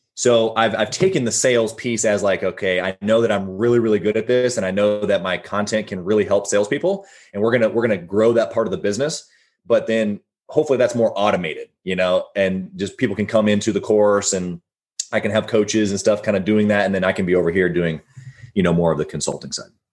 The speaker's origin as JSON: {"language": "English", "region": "Midwest", "country": "United States", "tie": "born or raised there", "also_born_or_lived": "Sunny Isles, Florida", "moved": "as an adult", "said": "growing up in the Midwest, yeah, I like I loved it."}